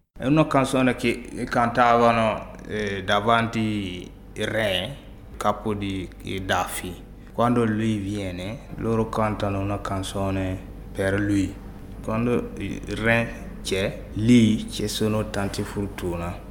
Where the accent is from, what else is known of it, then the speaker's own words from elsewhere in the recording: Burkina Faso; Italian is a second language; moved away as an adult; also born or lived in Bobo-Dioulasso, Burkina Faso; now in Italy; Ci sono elefanti in Burkina Faso, ho visti quando ero nel mio paese